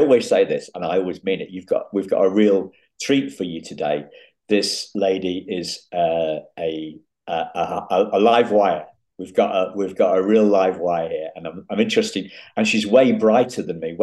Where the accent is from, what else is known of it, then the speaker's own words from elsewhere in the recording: England, United Kingdom; I'm an English gentleman